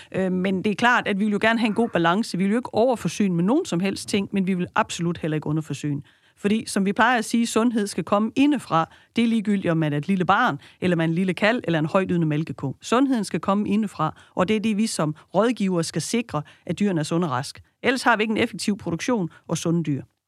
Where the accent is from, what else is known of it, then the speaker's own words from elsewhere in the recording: West Jutland, Central Denmark Region, Denmark; Jeg er født og opvokset i Vestjylland og arbejder jo herude